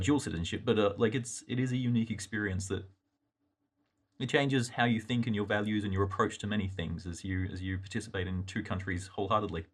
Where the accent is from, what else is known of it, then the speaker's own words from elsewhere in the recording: Australia; accent: Australian; moved away as an adult; now in United States; my accent, uh, is Australian, um, born, grew up there